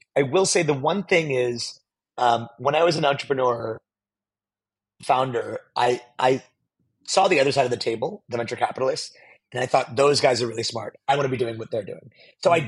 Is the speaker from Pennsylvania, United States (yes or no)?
yes; Pittsburgh, Pennsylvania, United States; now in San Francisco, United States; I was born in Pittsburgh, Pennsylvania, on the East Coast here in the United States, and I now live in San Francisco